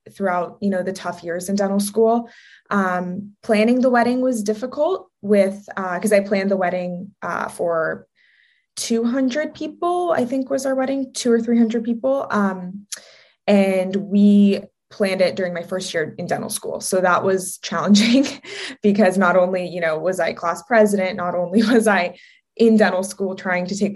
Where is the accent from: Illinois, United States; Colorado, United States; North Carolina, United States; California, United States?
California, United States; Southern; also born or lived in Oregon; I'm from Southern California. It's always sunny here